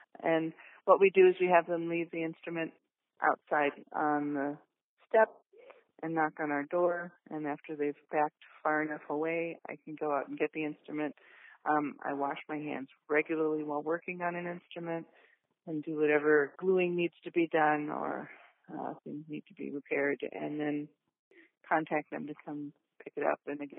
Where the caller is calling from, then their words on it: Milwaukee, Wisconsin, United States; I'm calling from Milwaukee, Wisconsin